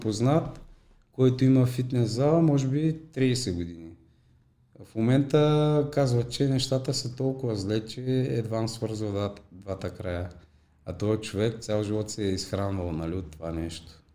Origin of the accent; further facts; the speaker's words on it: Popovo, Targovishte Province, Bulgaria; тук в моя роден град, в Попово